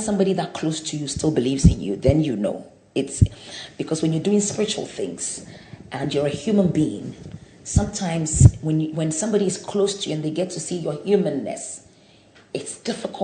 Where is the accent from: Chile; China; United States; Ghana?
Ghana; Kumasi, Ashanti; also born or lived in Accra; I was born in Accra, but at the age of two, I was taken to Kumasi to live with my grandmother.